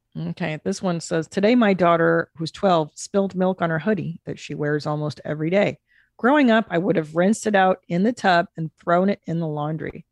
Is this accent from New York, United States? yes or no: no; Los Angeles, California, United States; some other places I frequented as a child growing up in the San Fernando Valley